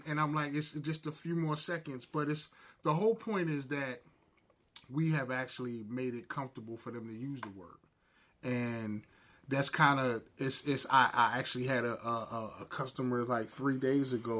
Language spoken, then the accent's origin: English; New Jersey, United States; But I'm from Jersey